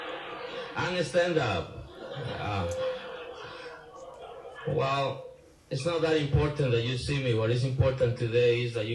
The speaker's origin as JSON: {"language": "English", "town": "San Jose", "region": "San José", "country": "Costa Rica", "tie": "born or raised there", "also_born_or_lived": "North Hollywood", "moved": "as an adult", "said": "I was born in San Jose, Costa Rica."}